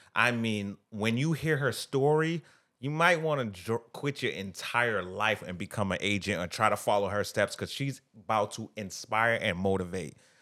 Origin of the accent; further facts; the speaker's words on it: Boston, Massachusetts, United States; I grew up in Phil's Corner, right? It's, it was, at the time, it was one of the worst places to live in, uh, Boston